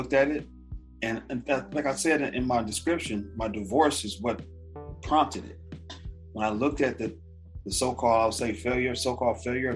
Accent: Los Angeles, California, United States; I grew up in South Central.

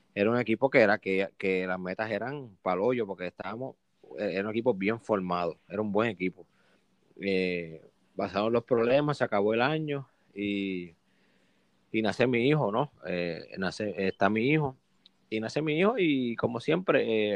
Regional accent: Puerto Rico; also born or lived in Mississippi, United States / San Luis Potosí, Mexico; soy de Puerto Rico

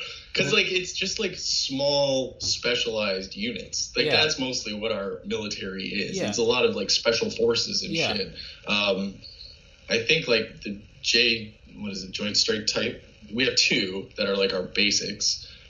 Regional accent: Canada; Like, I don't personally, like, as a Canadian, I want China out of my country. I want Russia out of my country.

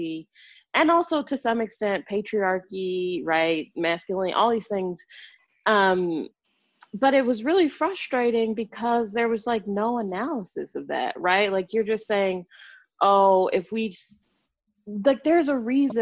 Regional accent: Chicago, Illinois, United States; now in Washington, D.C., United States; growing up in Chicago

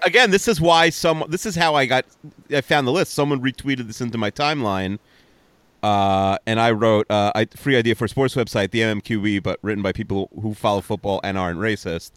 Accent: Five Towns, New York, United States; also born or lived in Queens, New York; we didn't move to the Five Towns till I was seven, and I didn't really ever live there again once I graduated high school

